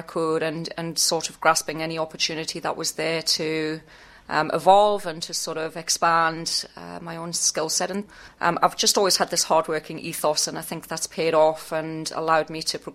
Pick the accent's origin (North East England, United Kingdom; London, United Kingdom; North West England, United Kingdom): North East England, United Kingdom; Newcastle upon Tyne; moved away as an adult; also born or lived in South Africa / Scotland; now in Australia; I lived in Newcastle for all of my childhood